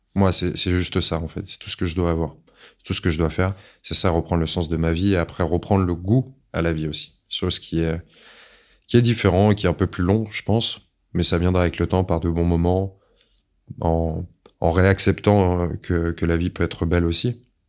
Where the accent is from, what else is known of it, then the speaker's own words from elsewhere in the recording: France; je suis de la deuxième génération de l'immigration, hein, clairement, mais bon, moi je suis français simplement